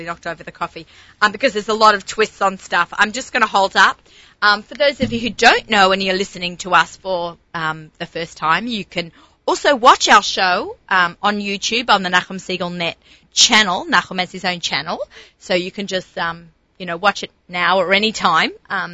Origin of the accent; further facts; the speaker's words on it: Australia; moved away; I'm Australian